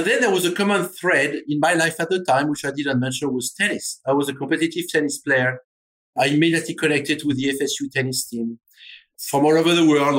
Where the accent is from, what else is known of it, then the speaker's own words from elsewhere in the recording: Normandy, France; now in United States; Yeah. So growing up in Normandy is actually interesting because, as you know, Normandy is, some would say, in the middle of nowhere. It is 3 hours away from Paris